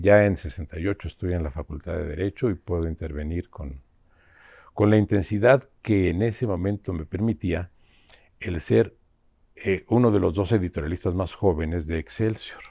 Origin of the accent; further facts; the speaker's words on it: Mexico; como mexicanos